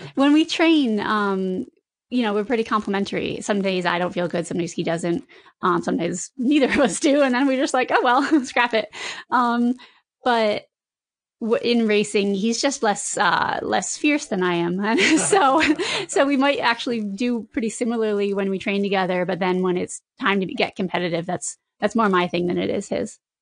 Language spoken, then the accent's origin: English; Lebanon, Connecticut, United States; I'm from Lebanon, Connecticut.